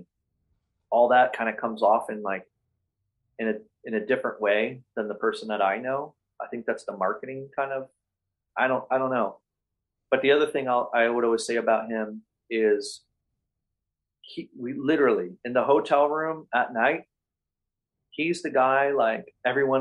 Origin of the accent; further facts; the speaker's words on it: Cleveland, Ohio, United States; moved away; I grew up in Cleveland in the 80s skateboarding